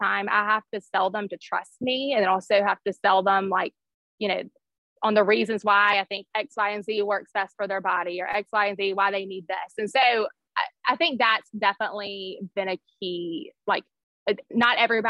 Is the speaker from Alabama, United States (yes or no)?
yes; Birmingham, Alabama, United States; I grew up here in Birmingham and I went to a public high school here